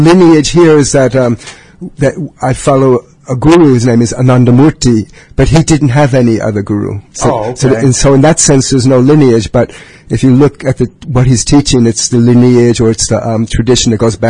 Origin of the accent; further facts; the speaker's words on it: Brooklyn, New York, United States; now in Champaign-Urbana, United States; I'm from New York City.